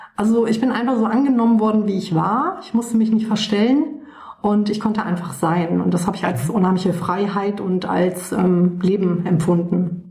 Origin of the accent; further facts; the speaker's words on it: Waldbröl, North Rhine-Westphalia, Germany; Ich bin aufgewachsen im Oberbergischen Kreis. Das ist ähm, ein, eine kleine Stadt, die nennt sich Waldbröl, ähm, ungefähr so 60 Kilometer von Köln entfernt